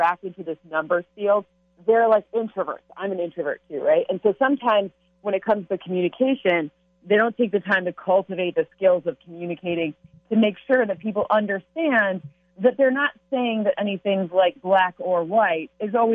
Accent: Michigan, United States; I grew up in Michigan

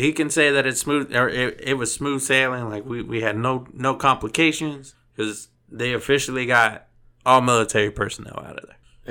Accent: Texas, United States; I'm from Texas

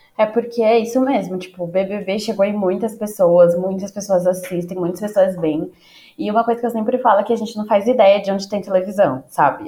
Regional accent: São Paulo, Brazil; como paulistana

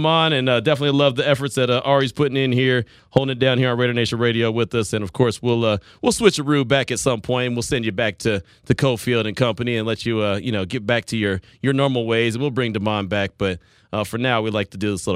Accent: Central Texas, United States; moved away; I come from Central Texas, and I covered Baylor, the Lady Bears

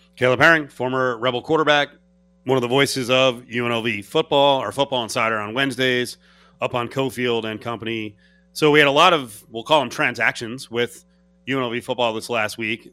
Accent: New Jersey, United States; I'm from New Jersey

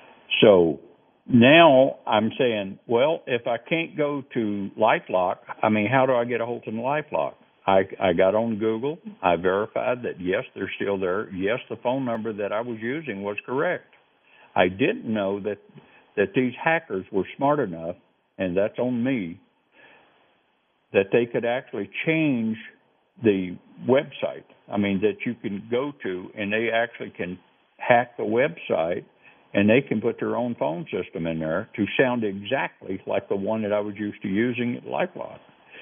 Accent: the South, United States; you know how I talk. I'm very slow. I'm from the South.

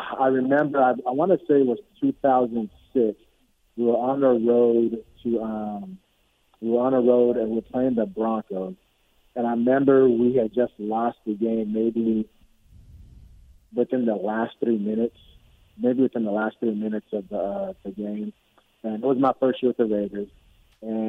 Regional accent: Nigeria; moved away; also born or lived in California; growing up in Nigeria and coming over to California

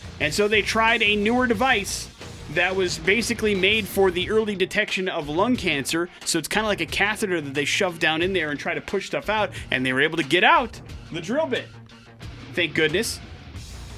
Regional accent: Wisconsin, United States; Wisconsin is where we're going for today's We're Going to Hell story. Big J, my home state

